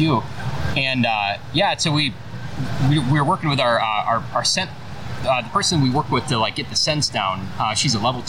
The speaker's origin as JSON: {"language": "English", "town": "Chicago", "region": "Illinois", "country": "United States", "tie": "born or raised there", "moved": "as an adult", "lives_now": "Florida, United States", "said": "we used to live in Chicago. We're born and raised in Chicago. We've been down here for 7 or 8 years now."}